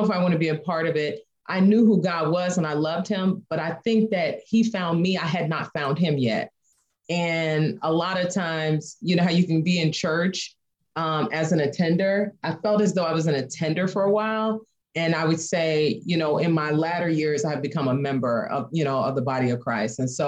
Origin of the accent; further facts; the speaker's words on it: Chicago, Illinois, United States; moved away as an adult; now in Indiana, United States; we're from the Chicago area, but we left Chicago